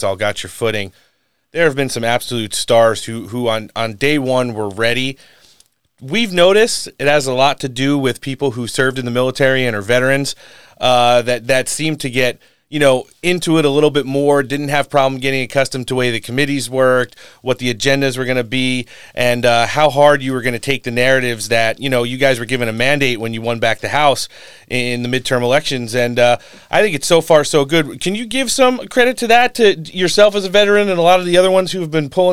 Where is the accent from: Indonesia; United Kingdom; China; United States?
United States; New Jersey; moved away; I'm originally from New Jersey